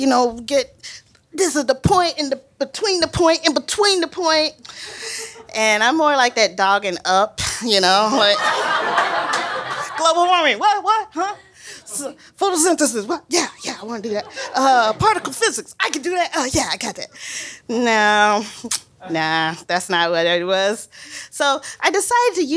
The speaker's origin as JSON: {"language": "English", "region": "Mississippi", "country": "United States", "said": "I'm from Mississippi"}